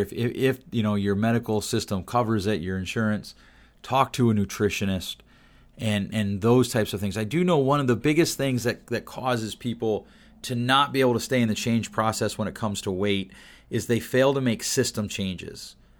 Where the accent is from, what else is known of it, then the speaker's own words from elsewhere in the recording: Pennsylvania, United States; my home state where I grew up in the P